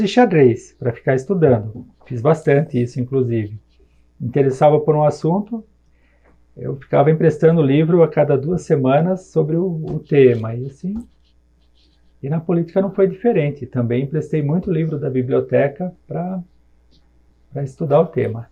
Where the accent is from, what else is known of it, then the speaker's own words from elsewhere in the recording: Jundiaí, São Paulo, Brazil; sou nascido em Jundiaí, tenho 47 anos de idade, morei na colônia no Jardim Guanabara